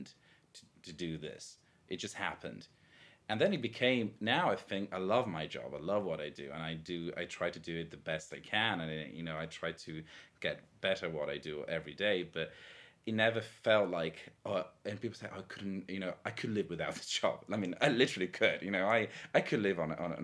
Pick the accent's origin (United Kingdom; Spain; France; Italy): Italy; countryside outside of Venice, Veneto; now in Rome, Italy; I grew up in the Veneto, like in the countryside outside of Venice.